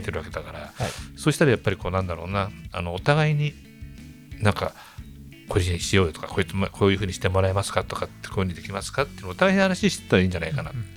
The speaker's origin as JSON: {"language": "Japanese", "town": "Maebashi", "region": "Gunma", "country": "Japan", "tie": "born or raised there", "said": "もともと私たちは同じ場所に住んでるんだけど古市出身なんです"}